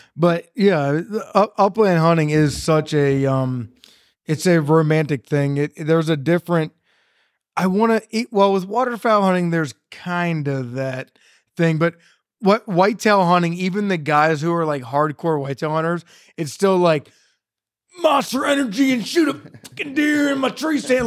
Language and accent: English; Carroll County, Maryland, United States; I grew up in Carroll County, Maryland